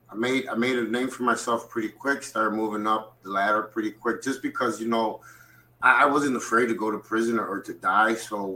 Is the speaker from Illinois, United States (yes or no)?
yes; Chicago, Illinois, United States; I grew up on the south side of Chicago. I was born and raised in Chicago. I'd spent a lot of time in Mexico because my family was very, very, close to our roots. So every summer I got sent to Mexico.